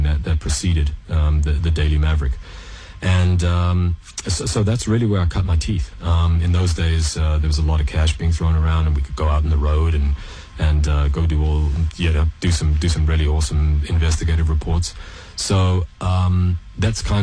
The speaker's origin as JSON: {"language": "English", "country": "South Africa", "tie": "born or raised there", "also_born_or_lived": "Canada / Montreal / Middle East", "moved": "yes", "said": "I was born, grew up in South Africa, and then my family moved to Canada."}